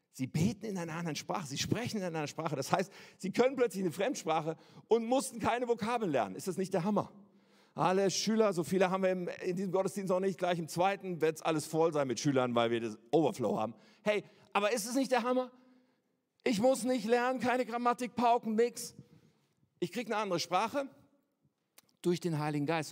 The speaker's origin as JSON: {"language": "German", "country": "Germany", "said": "als Deutsche mit einem deutschen Pass"}